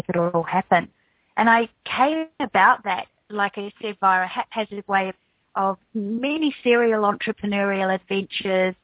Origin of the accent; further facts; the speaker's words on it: New Zealand; moved away as an adult; also born or lived in United States; now in Australia; I'm actually from New Zealand, even though now I live in Australia